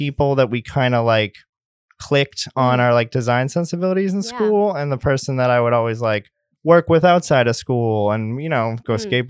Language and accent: English; Billerica, Massachusetts, United States; No, I grew up in Billerica, which is north of Boston, kind of near Lowell, near like the New Hampshire line.